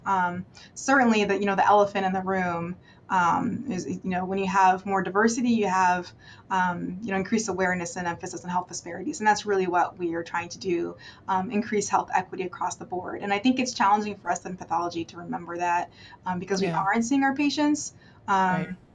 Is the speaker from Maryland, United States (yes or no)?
yes; Maryland, United States; I'm from Maryland